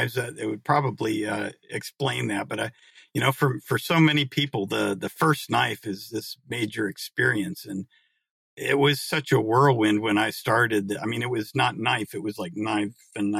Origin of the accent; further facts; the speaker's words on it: Marion, Iowa, United States; I grew up in eastern Iowa, in Marion, Iowa, which is a little town next to Cedar Rapids